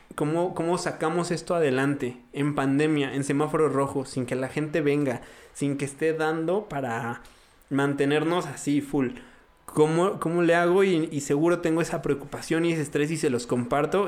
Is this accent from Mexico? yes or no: yes; Mexico